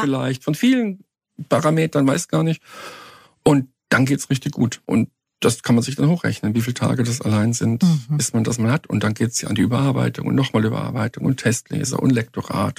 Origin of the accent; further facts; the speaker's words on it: Cologne, North Rhine-Westphalia, Germany; ich habe meine Jugend in Köln verbracht